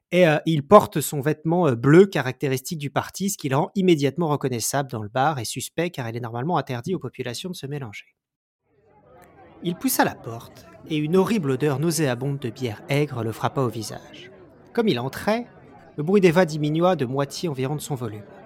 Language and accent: French; France; en tant que Français